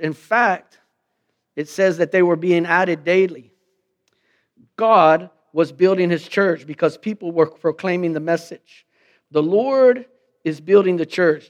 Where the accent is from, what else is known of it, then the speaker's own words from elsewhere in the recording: Lockhart, Texas, United States; moved away as an adult; I came from Lockhart. Me and the fellas used to run basketball at the intermediate.